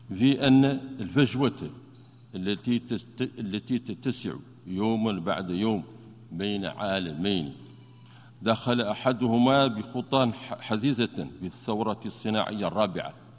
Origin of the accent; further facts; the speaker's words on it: Mauritania; بلدنا موريتانيا